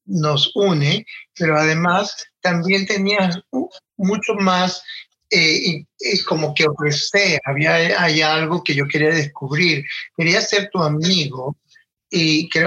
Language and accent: Spanish; Valera, Trujillo, Venezuela; Yo soy de Venezuela, de un pueblo en los Andes, Trujillo, específicamente Valera, un pueblo en, el, en la cordillera de los Andes, más pegado a Colombia que, que al otro lado, pues. Y mm, viví en Valera por muchos años, hasta los 17.